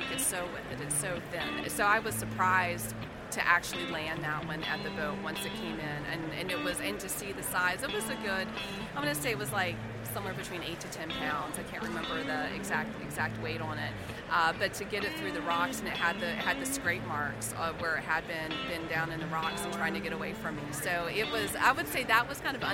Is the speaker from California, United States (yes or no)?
no; Charleston, South Carolina, United States; also born or lived in West Virginia; he got stationed in Charleston in the late 80s, and we moved there, and I grew up. I that's where I call home.